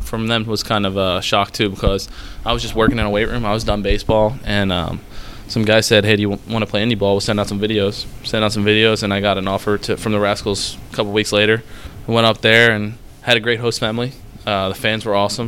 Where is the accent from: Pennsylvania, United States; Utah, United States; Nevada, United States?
Pennsylvania, United States; Philadelphia; I'm from Philadelphia